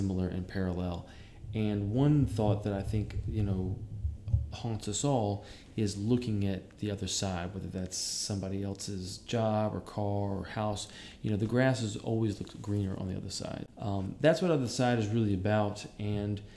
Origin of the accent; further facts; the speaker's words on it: Savannah, Georgia, United States; moved away as an adult; also born or lived in Atlanta, Georgia; now in New York, United States; I'm from Savannah, Georgia. I lived in Atlanta for a little while, and I moved to New York about 3.5 years ago